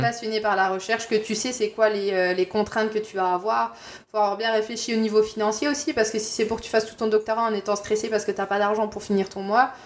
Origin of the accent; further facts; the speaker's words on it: Bourgogne-Franche-Comté, France; moved away as an adult; also born or lived in Quebec City, Canada; now in Montreal, Canada; je viens de Franche-Comté, je suis un peu une tricheuse. Euh, je viens de la frontière euh, avec la Suisse, donc euh, je connais ça la neige.